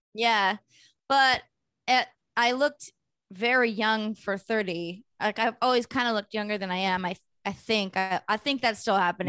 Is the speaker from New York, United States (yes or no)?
no; Bay Area, California, United States; moved away as an adult; now in Los Angeles, United States; I grew up in the Bay in the eighties and nineties